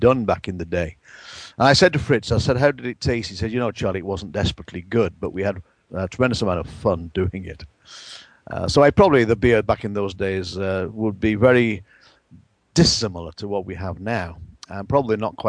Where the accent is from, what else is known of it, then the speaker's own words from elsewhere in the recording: England, United Kingdom; moved away; Back in my home country of England